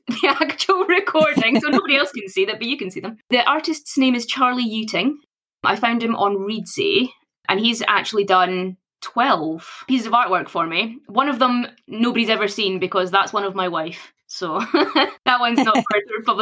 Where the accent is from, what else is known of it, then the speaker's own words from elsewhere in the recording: Scotland, United Kingdom; Born and bred in Scotland.